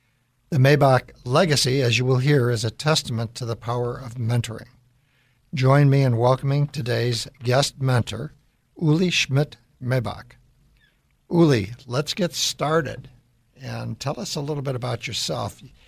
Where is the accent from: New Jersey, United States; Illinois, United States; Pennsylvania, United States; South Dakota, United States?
Illinois, United States; Chicago; moved away; where I grew up is in Chicago.